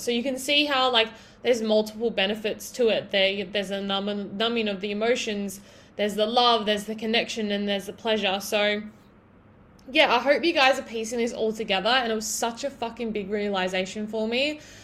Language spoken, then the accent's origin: English; Broken Hill, New South Wales, Australia; living in my hometown so if you guys don't already know i'm from broken hill in new south wales